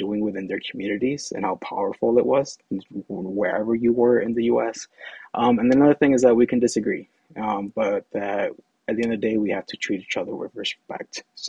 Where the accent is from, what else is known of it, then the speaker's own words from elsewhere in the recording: Holyoke, Massachusetts, United States; So born and raised in Holyoke, Holyoke, Massachusetts, which is in Western Mass, 413.